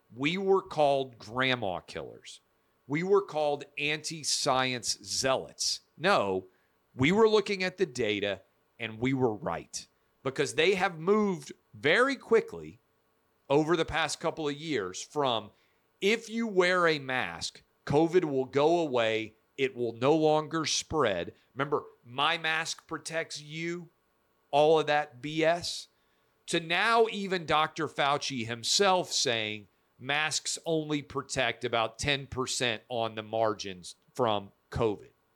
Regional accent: Nashville, Tennessee, United States; I'm a kid born and raised in Nashville, Tennessee.

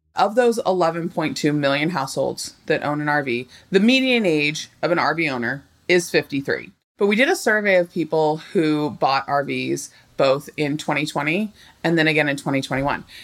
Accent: Southern California, United States; I grew up in Southern California

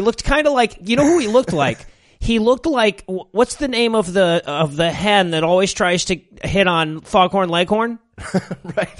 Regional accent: Michigan, United States; now in Georgia, United States; I grew up in Michigan

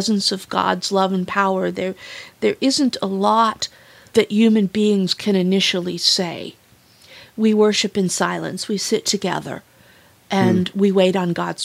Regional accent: Wood County, Ohio, United States; I was raised in Wood County, so surrounded by fields

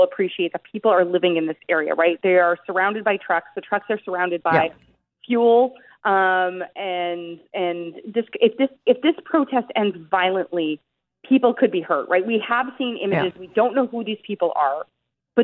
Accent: Oshawa, Ontario, Canada; I'm from Oshawa. The factories here are closing

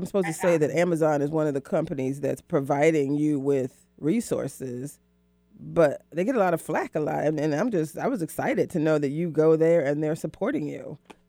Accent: the South, United States; I'm from the South

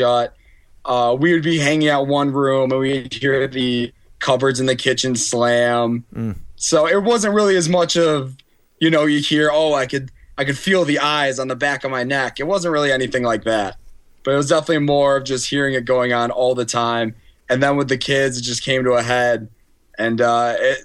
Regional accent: Auburn, New York, United States; I grew up in Auburn

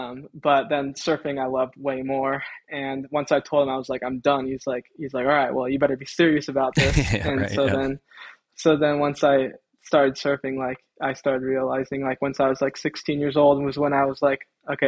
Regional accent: Long Beach, California, United States; now in Huntington Beach, United States; growing up in Long Beach

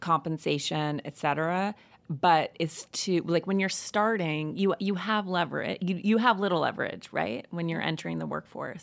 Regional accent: Missoula, Montana, United States; I grew up in Montana in a small town called Missoula

